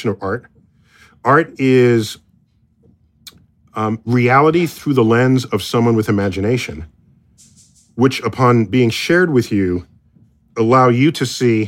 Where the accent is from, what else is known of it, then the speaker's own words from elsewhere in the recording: United States; as an American